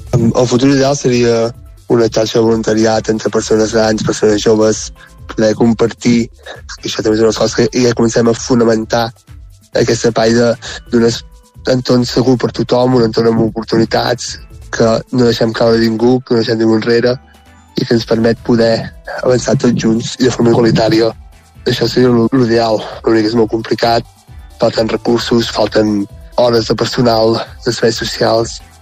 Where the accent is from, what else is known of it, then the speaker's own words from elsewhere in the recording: Sant Quirze de Besora, Catalonia, Spain; vaig tornar a viure a Sant Quirze de Besora, que és el meu poble